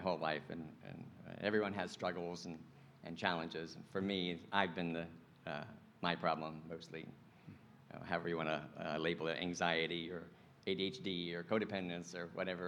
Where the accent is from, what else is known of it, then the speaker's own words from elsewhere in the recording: Venice, Florida, United States; I was born and raised in Venice, Florida